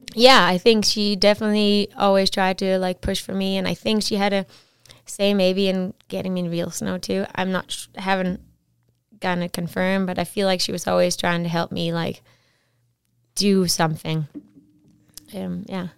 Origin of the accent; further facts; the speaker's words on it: Esbjerg, Southern Denmark, Denmark; moved away as an adult; also born or lived in Whistler, Canada; now in Canada; I'm from a town called Esbjerg. It's like on, on on the water an hour and a half from Germany. And yeah, I grew up there and lived there till I was about twenty